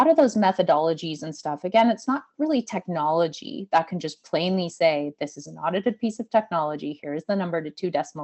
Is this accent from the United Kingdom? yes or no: no; Calgary, Alberta, Canada; moved away as an adult; also born or lived in Australia; now in Nova Scotia, Canada; I grew up in Alberta. I was mind blown when I came to Nova Scotia